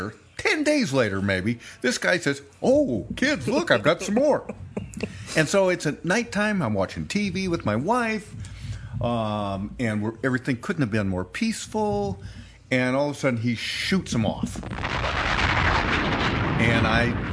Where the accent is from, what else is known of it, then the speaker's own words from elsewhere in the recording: Bend, Oregon, United States; in my hometown, this is Bend, Oregon